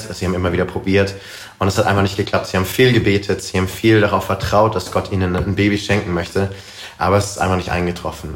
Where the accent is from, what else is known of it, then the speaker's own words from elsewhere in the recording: Karlsruhe, Baden-Württemberg, Germany; moved away as an adult; also born or lived in United States; ich komme ursprünglich aus Karlsruhe, bin dort groß geworden, aufgewachsen